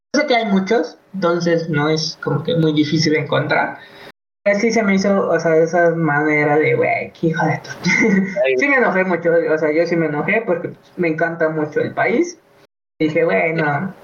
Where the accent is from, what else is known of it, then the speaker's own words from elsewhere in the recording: Mexico; te sientes orgulloso de ser mexicano